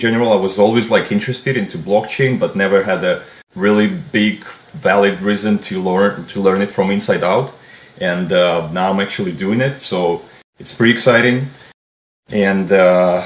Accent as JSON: {"language": "English", "region": "Minsk", "country": "Belarus", "tie": "born or raised there", "moved": "yes", "lives_now": "Boston, United States", "said": "I was born originally in Belarus, Minsk, and migrated to the United States in 2008. Currently, I'm residing at Boston, Massachusetts"}